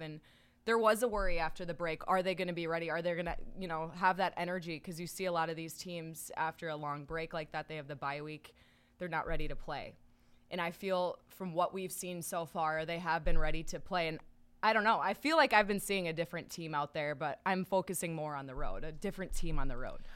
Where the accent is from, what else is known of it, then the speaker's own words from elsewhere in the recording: Minnesota, United States; I grew up in Minnesota